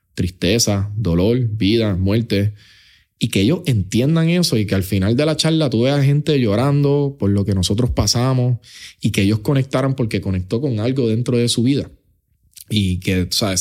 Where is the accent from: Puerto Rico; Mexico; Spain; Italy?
Puerto Rico; also born or lived in New York; mi relación con la historia de Puerto Rico, con mi tierra